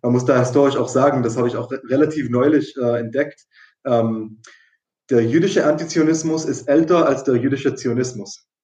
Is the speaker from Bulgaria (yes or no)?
no; Israel; ich bin ja in, in, in Israel aufgewachsen, äh, komplett.